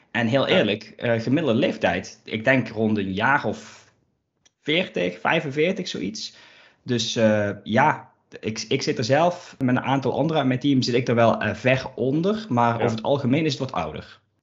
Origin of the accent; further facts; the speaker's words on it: Limburg, Netherlands; accent: Limburg; als je mij dan hoort, dan is het wel meteen de vraag: zo, waar uit Limburg kom je vandaan